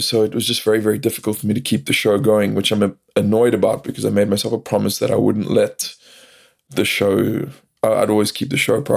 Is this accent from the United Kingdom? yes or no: no; South Africa; now in United States; I live in America now, but I'm originally from South Africa